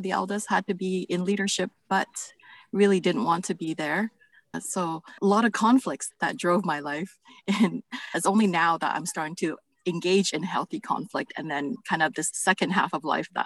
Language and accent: English; Vancouver, British Columbia, Canada; I'm from Vancouver, BC in Canada.